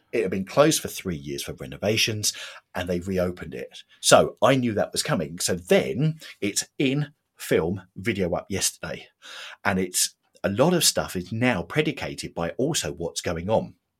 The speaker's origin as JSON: {"language": "English", "town": "Watford", "region": "East of England", "country": "United Kingdom", "tie": "born or raised there", "said": "I was brought up in Watford."}